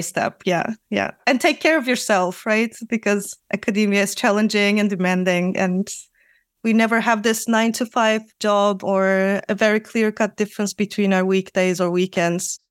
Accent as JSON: {"language": "English", "country": "Turkey", "also_born_or_lived": "Netherlands", "moved": "as an adult", "lives_now": "Amsterdam, Netherlands", "said": "I'm also from Turkey"}